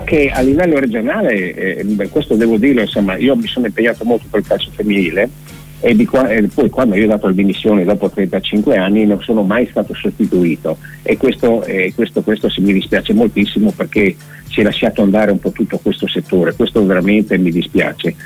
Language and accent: Italian; Udine, Friuli-Venezia Giulia, Italy; now in Povoletto, Italy; io abito a Povoletto da parecchi anni, sono nato a Udine, e nell'82